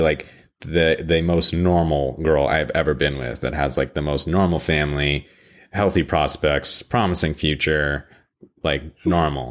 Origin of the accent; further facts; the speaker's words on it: Canada; I'm Canadian